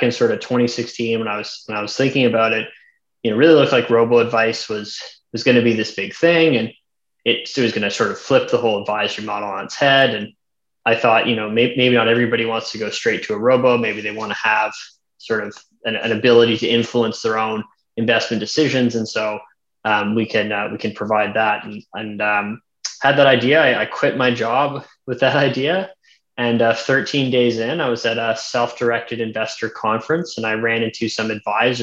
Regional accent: Halifax, Nova Scotia, Canada; moved away as an adult; also born or lived in Toronto; I'm from Halifax. I'm kind of born and raised, grew up, did accounting at Dalhousie

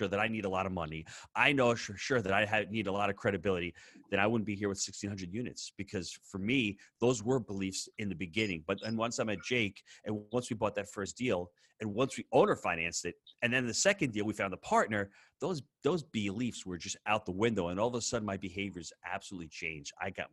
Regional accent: New York, United States; as the New Yorker that I was

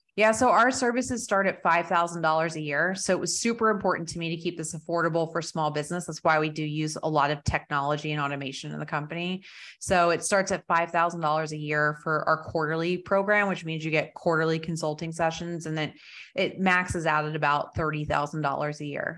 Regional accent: New Jersey, United States; also born or lived in Colorado; now in Texas, United States; I grew up in Jersey

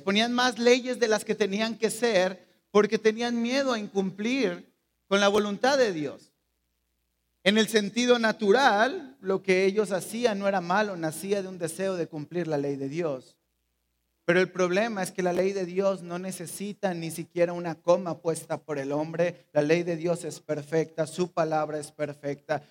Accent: Mexico; Somos mexicanos

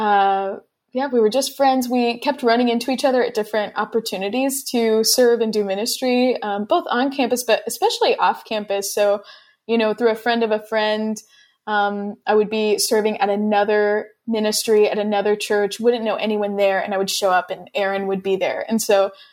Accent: Houston, Texas, United States; moved away as an adult; now in Greece; I was born and raised in Houston, Texas

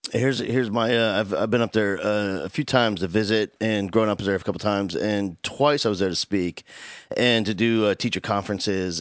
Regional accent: New Jersey, United States; now in Houston, United States; I grew up in South Jersey

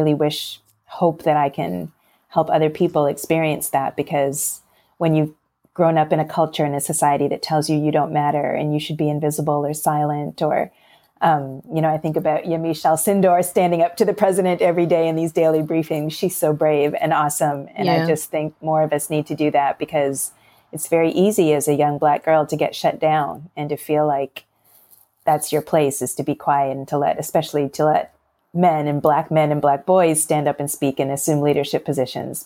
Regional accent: Toronto, Ontario, Canada; now in Pennsylvania, United States; up in Toronto because I'm Canadian and I grew up there

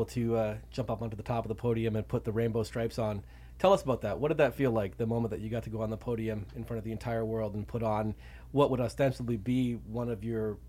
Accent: Ontario, Canada; As some of you listeners will know, I'm also from Canada. Dylan and I are from the same part near Toronto

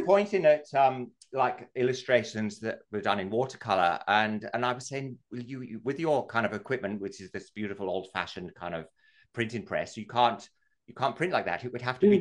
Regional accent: England, United Kingdom; moved away as an adult; now in Australia; I'm English

